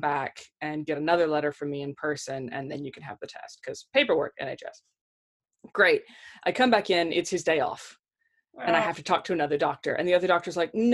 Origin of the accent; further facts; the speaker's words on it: Kentucky, United States; accent: American; moved away as an adult; now in United Kingdom; I'm from Kentucky